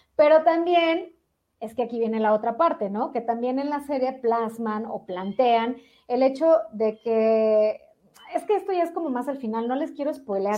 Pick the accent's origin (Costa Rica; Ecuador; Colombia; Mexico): Mexico; nací en México